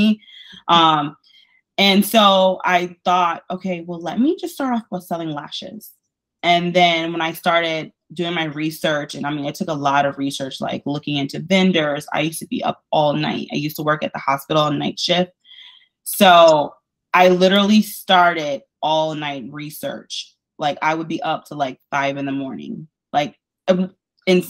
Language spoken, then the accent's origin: English; Detroit, Michigan, United States; moved away as an adult; now in Tampa, United States; born and raised in Detroit, Michigan